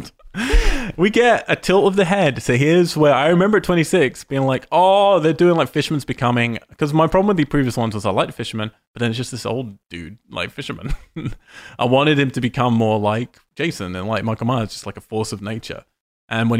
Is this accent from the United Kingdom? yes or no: yes; England, United Kingdom; moved away; I was in England. I come from England